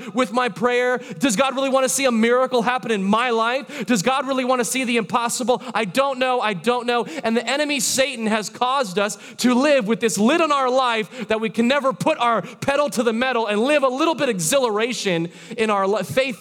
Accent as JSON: {"language": "English", "region": "Florida", "country": "United States", "tie": "born or raised there", "said": "I'm from Florida, born and raised"}